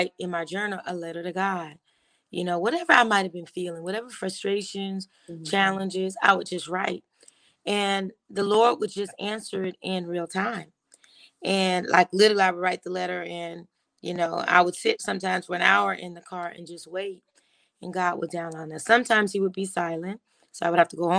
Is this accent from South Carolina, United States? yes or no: no; Miami, Florida, United States; moved away as an adult; also born or lived in New York; now in Douglasville, United States; I was born and raised in Miami